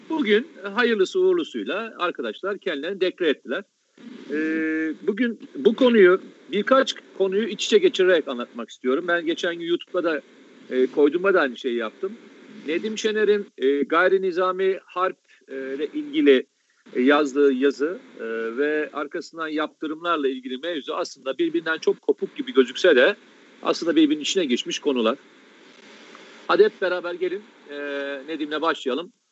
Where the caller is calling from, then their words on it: Alaska, United States; E, ben Alaska'dan, kendisi Teksas'tan bağlanıyor şu anda.